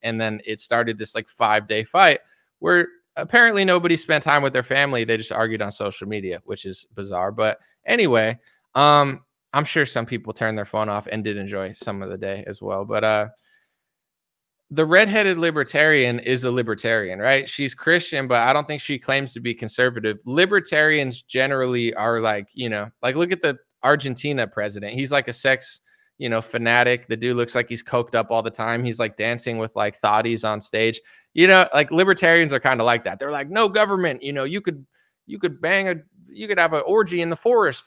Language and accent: English; United States; I'm American